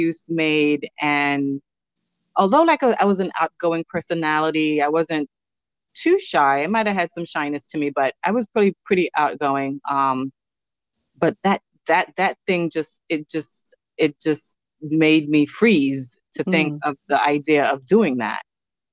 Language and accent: English; New York City, New York, United States; also born or lived in Belize; I also grew up in Flatbush too, a little